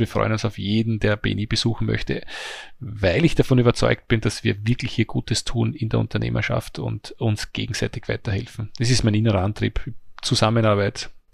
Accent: Mannersdorf am Leithagebirge, Lower Austria, Austria; ich bin nur ein kleines Licht aus Mannersdorf am Leitergebirge

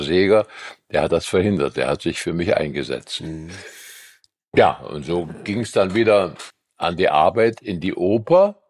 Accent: Eisenberg, Thuringia, Germany; also born or lived in Weimar; now in Dresden, Germany; hatte ich eine Band in meinem Heimatort Eisenberg im Ostthüringischen

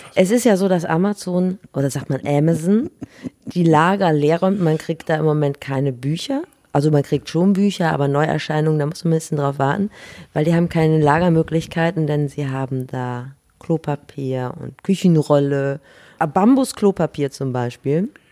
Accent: Northern Germany, Germany; wir als Norddeutsche

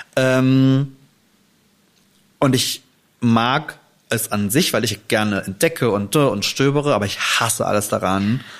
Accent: Germany; bei uns in Deutschland

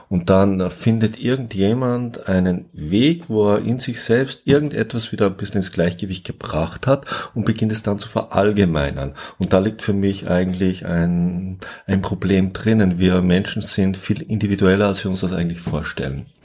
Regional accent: south, Austria; ich komme ja aus Österreich, ich komme aus dem Süden und früher hat es bei uns, heute nicht mehr ganz so gebräuchlich, das schöne Wort gegeben, Guster.

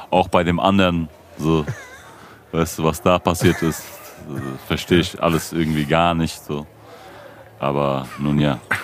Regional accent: Frankfurt, Hesse, Germany; Ich bin ja hier in Frankfurt geboren und aufgewachsen

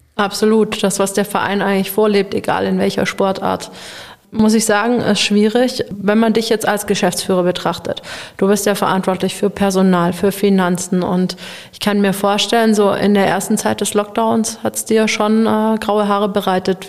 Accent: Baden-Württemberg, Germany; also born or lived in Nuremberg / Leipzig; ich wollte wieder hier in meine Heimatregion zurück. Ich bin hier aufgewachsen, meine Familie ist hier

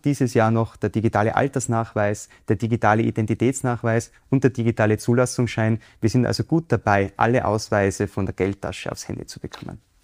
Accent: Innsbruck, Tyrol, Austria; Ich bin in Innsbruck aufgewachsen.

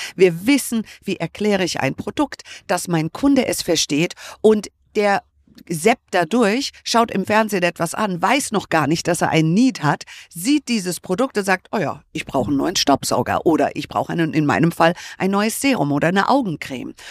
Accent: United States; moved away; ich bin ja Amerikanerin

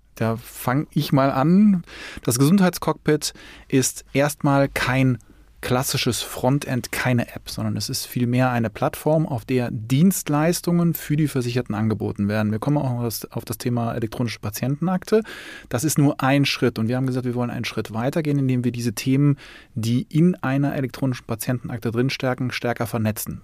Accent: Cologne, North Rhine-Westphalia, Germany; bei uns in Köln

